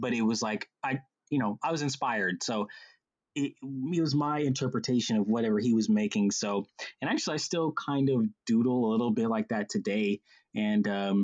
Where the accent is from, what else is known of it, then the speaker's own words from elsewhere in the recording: Atlanta, Georgia, United States; also born or lived in Charleston, South Carolina; I was 6 years old when we moved to Atlanta from Charleston, South Carolina. And when we got here